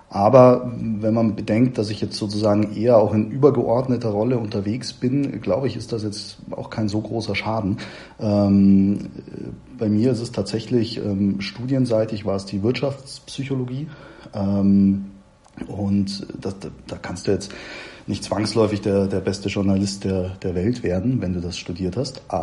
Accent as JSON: {"language": "German", "town": "Munich", "region": "Bavaria", "country": "Germany", "tie": "born there", "said": "kam ich dann eben auch wieder hier zurück nach München in, in meine Geburtsstadt"}